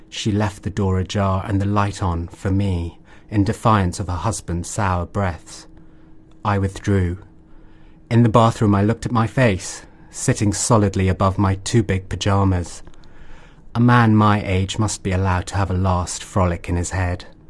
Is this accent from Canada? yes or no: no; England, United Kingdom; moved away as an adult; now in Mysore, India; I've never lived in India uh, until about six years ago. So I spent most of my life um, in the UK and I moved to India about six years ago